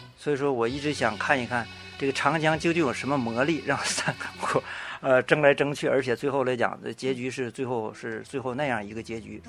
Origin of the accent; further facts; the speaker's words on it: Liaoning, China; 我来自东北辽宁